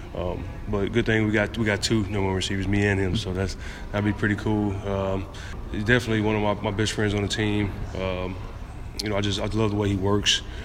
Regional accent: Galveston, Texas, United States; moved away; my free camp that I do, uh, annually in my hometown of Galveston

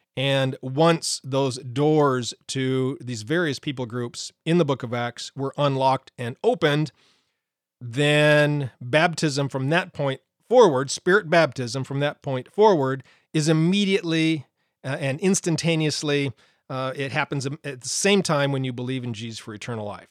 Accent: Montana, United States; I grew up in Montana

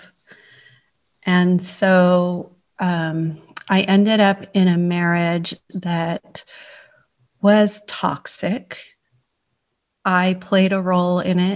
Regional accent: San Francisco, California, United States; moved away as an adult; now in Cheltenham, United Kingdom; I was born in San Francisco, California

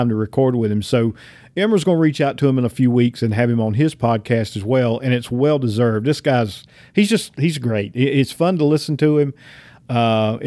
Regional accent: Southern US, United States; accent: redneck Southern; my redneck Southern accent

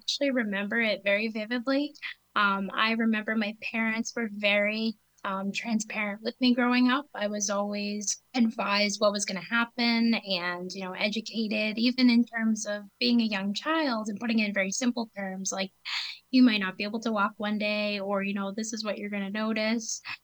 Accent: southern New Hampshire, United States; I grew up in New Hampshire, southern New Hampshire, just under an hour from Boston

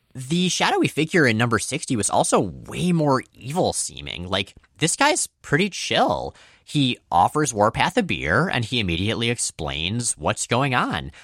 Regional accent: Florida, United States; we grew up in Florida.

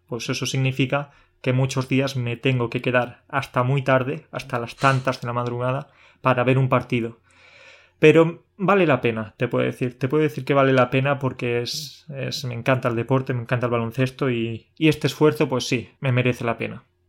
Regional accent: Andalusia, Spain; yo soy andaluz

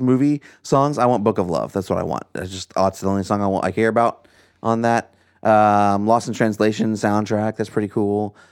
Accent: United States; born or raised there

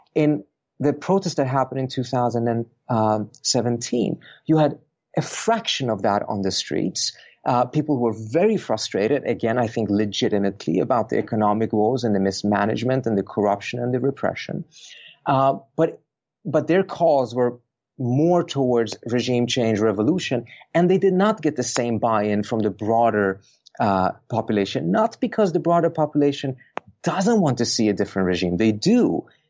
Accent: Sweden; also born or lived in Iran; I grew up in Sweden and I have a European citizenship.

